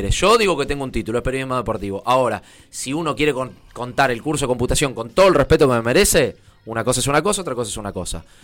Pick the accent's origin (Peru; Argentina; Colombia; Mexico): Argentina; Posadas, Misiones; Yo nací en Misiones. Yo soy de ah, Posadas.